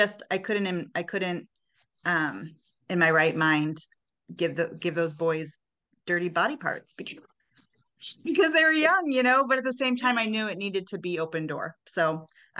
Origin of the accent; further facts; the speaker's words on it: the South, United States; I wasn't raised in a conservative home, but I was raised in the South